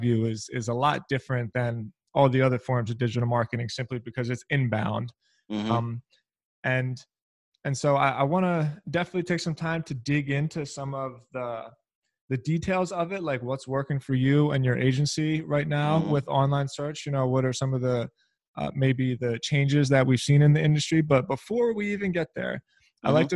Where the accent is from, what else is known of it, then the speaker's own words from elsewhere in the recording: Philadelphia, Pennsylvania, United States; I'm also from Philly.